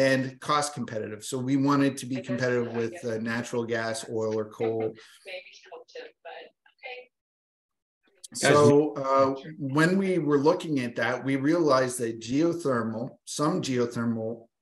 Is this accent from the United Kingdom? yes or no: no; Atlantic Canada, Canada; I'm a slow talker because I'm from Atlantic Canada.